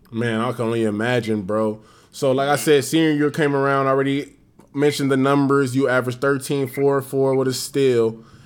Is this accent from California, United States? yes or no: yes; Los Angeles, California, United States; being from